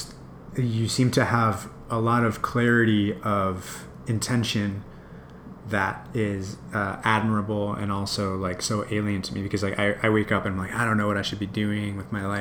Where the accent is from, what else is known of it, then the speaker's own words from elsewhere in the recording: New York, United States; moved away as an adult; now in San Francisco, United States; I'm from New York originally, but I've been in San Francisco for about almost 10 years.